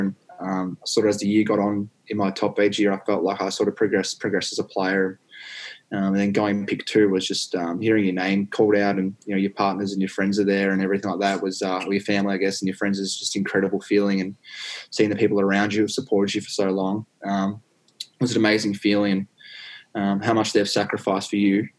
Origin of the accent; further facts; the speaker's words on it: Warrandyte, Victoria, Australia; I grew up in Warrandyte